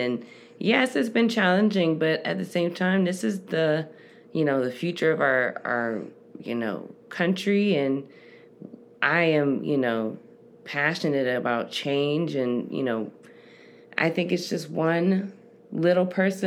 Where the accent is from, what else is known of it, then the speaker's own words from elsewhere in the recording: Cleveland, Ohio, United States; moved away as an adult; also born or lived in Queens, New York City; now in Arizona, United States; I am originally from New York. Cleveland is my home, sweet home, my childhood home